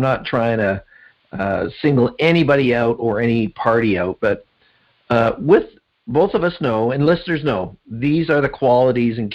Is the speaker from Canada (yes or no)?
yes; Canada; I'm Canadian